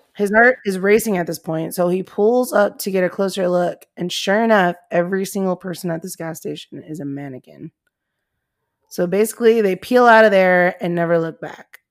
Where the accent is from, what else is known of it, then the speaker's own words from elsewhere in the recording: Comstock, United States; where I grew up in Comstock